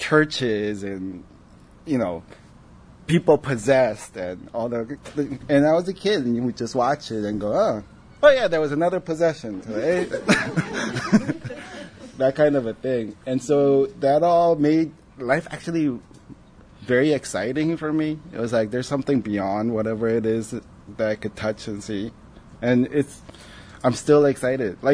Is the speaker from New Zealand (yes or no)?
no; Paraguay; moved away; also born or lived in South Korea; growing up in Paraguay